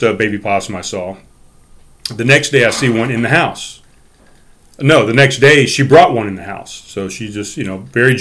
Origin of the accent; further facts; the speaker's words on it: North Charleston, South Carolina, United States; I grew up in North Charleston